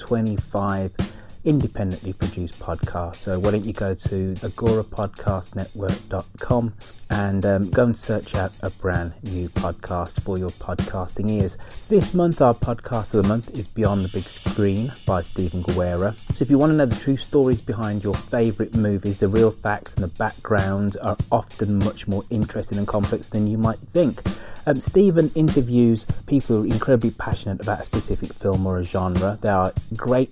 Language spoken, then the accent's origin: English; United Kingdom; as a Brit